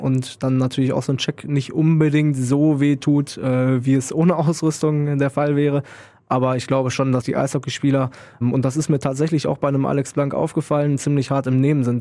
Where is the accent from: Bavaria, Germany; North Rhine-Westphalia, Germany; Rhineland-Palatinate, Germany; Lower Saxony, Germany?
North Rhine-Westphalia, Germany; Münster; moved away as an adult; now in Krefeld, Germany; aus Münster komme ich gebürtig